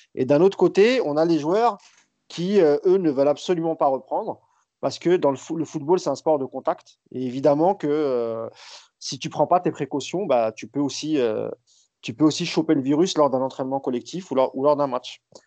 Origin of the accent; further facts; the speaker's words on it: France; on est français